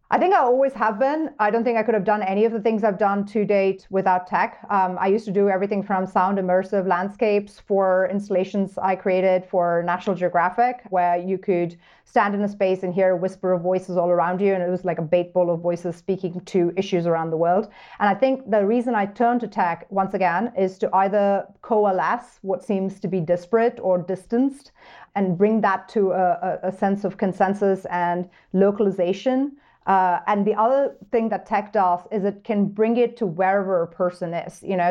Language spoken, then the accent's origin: English; New York, United States; moved away as an adult; now in Montana, United States; as a New Yorker